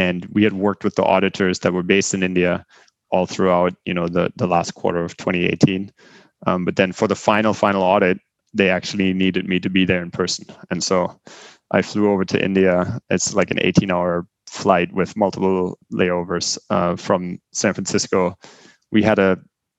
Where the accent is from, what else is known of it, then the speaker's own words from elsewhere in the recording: Germany; English is a second language; moved away as an adult; also born or lived in Bremen; now in United States; I grew up in Germany, lived there for the first 20 years of my life